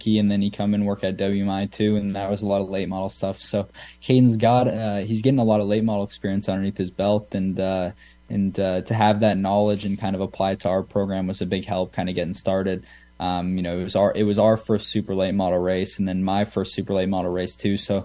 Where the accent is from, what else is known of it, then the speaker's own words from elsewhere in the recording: Canada; what we have here in Canada